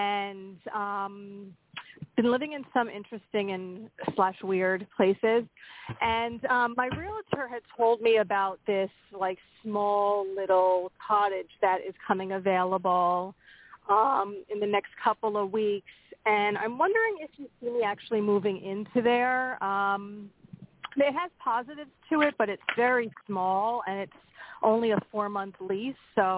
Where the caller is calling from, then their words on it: Pennsylvania, United States; from Pennsylvania.